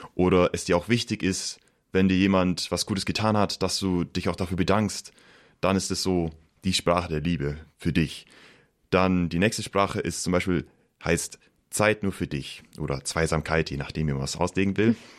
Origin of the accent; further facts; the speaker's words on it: Pfaffenhofen an der Roth, Bavaria, Germany; moved away; Also ich komme aus Pfaffenhof an der Rot, das ist in der Nähe von Ulm